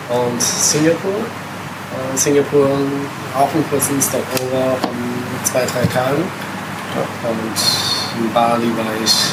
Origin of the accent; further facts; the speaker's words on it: Italy; moved away; also born or lived in Germany; vielleicht ein bisschen älter als äh, Durchschnittsbackpacker. Ähm, komme ursprünglich aus Italien, habe äh, lange Zeit in Deutschland gelebt